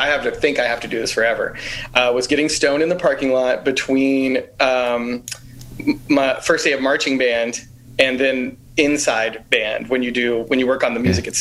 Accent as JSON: {"language": "English", "town": "Houston", "region": "Texas", "country": "United States", "tie": "born or raised there", "also_born_or_lived": "New York / Los Angeles / Chicago / Bay Area", "moved": "as an adult", "lives_now": "New Orleans, United States", "said": "I grew up in Alief, Texas"}